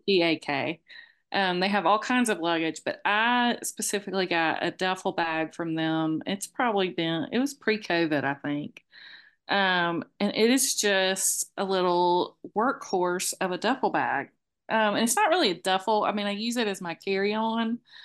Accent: Moultrie, Georgia, United States; moved away; we are from Moultrie

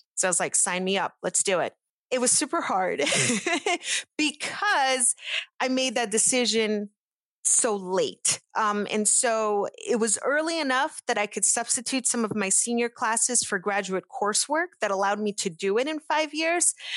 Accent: Pittsburgh, Pennsylvania, United States; English is a second language; I grew up in Pittsburgh

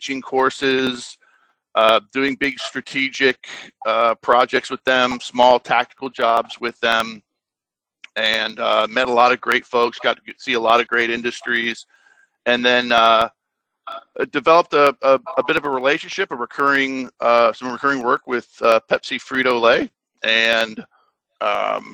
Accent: Orlando, Florida, United States; I was born and raised in Orlando, Florida

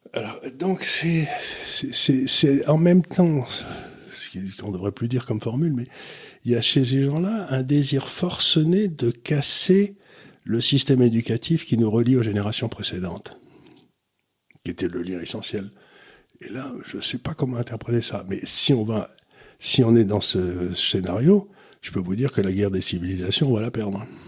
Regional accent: Amiens, Hauts-de-France, France; quand j'étais gamin à Amiens

